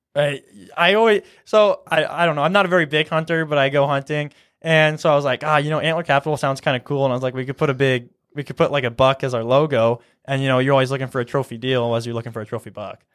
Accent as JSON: {"language": "English", "town": "Columbus", "region": "Nebraska", "country": "United States", "also_born_or_lived": "Kearney, Nebraska", "said": "I'm from Columbus, Nebraska."}